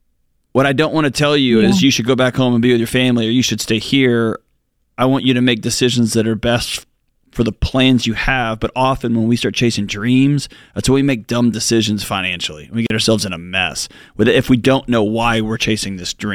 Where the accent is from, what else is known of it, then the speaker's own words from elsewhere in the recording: Texas, United States; moved away; I grew up in Texas and it's 1,000 degrees most of the year.